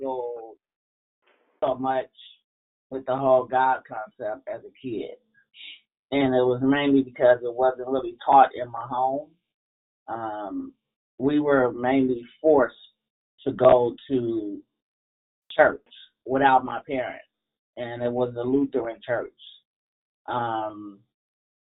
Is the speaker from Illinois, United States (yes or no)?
yes; Chicago, Illinois, United States; I'm from Chicago, and a wind chill was like 30 miles an hour on any given day. And we would have to walk to school in 4 to 5 feet of snow